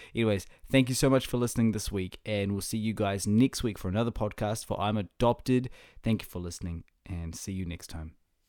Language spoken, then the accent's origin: English; Whangarei, Northland, New Zealand; now in Auckland, New Zealand; my hometown up, up north of Northland, of, uh, New Zealand